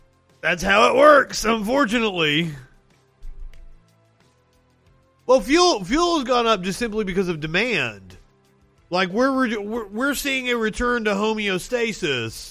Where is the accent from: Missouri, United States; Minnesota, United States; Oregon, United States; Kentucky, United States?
Kentucky, United States; Eastern; I'm from Eastern Kentucky, where the coal industry was allowed to just pump coal sludge into the water for fucking decades